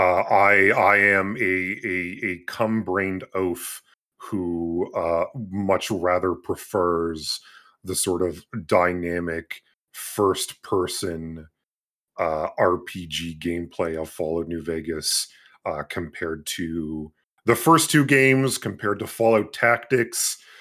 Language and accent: English; Canada; born or raised there